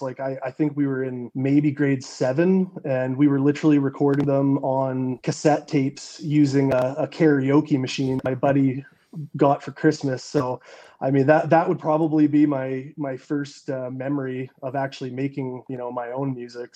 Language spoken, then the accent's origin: English; west coast of Canada, British Columbia, Canada; the town I grew up in in Canada on the west coast, like not a big city by any means. Like I think you know less than two hundred thousand people